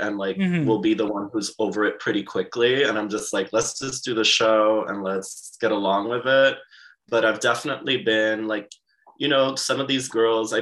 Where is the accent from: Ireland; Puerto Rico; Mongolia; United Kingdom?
Puerto Rico; Aguadilla; So my hometown is Aguadilla in Puerto Rico.